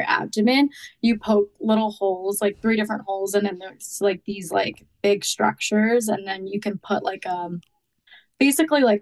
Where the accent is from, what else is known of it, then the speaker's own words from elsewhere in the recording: New Jersey, United States; moved away as an adult; also born or lived in Boston; now in Miami, United States; I grew up in New Jersey, but then I lived in Boston for a couple of years, like after college